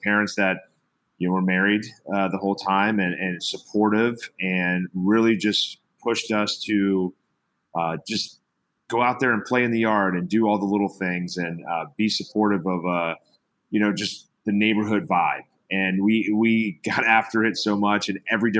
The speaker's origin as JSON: {"language": "English", "town": "Cincinnati", "region": "Ohio", "country": "United States", "tie": "born or raised there", "moved": "yes", "lives_now": "Los Gatos, United States", "said": "I was born and raised in Cincinnati, Ohio."}